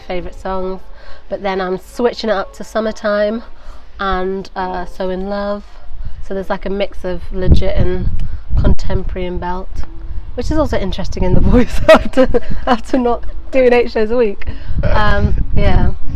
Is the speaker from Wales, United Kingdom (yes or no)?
no; Nantwich, North West England, United Kingdom; moved away as an adult; now in London, United Kingdom; I grew up in Nantwich for yeah. 19 years before moving to London